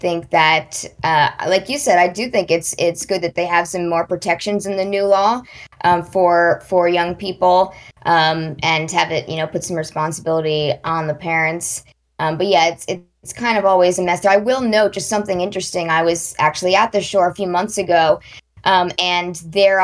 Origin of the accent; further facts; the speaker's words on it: New Jersey, United States; I grew up in New Jersey